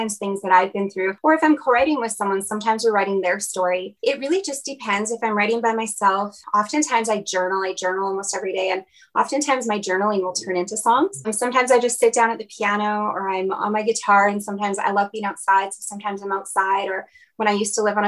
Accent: Kelowna, British Columbia, Canada; moved away as an adult; also born or lived in Nashville; now in Alberta, Canada; I was born and raised in Kelowna, BC, and I moved to Alberta for college

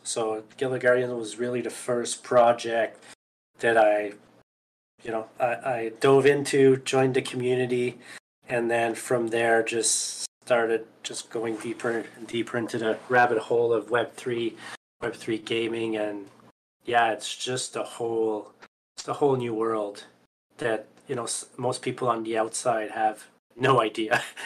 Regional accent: Canada; I'm Canadian, so from Canada

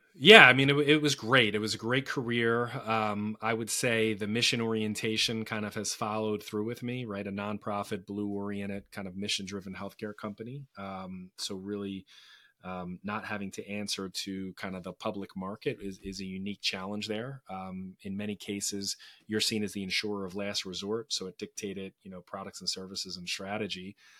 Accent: Philadelphia, Pennsylvania, United States; I was born and raised in Philadelphia

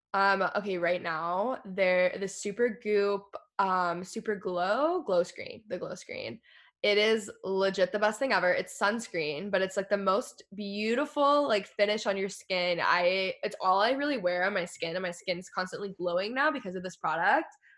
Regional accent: Texas, United States; moved away as an adult; also born or lived in Los Angeles, United States; I grew up in Texas

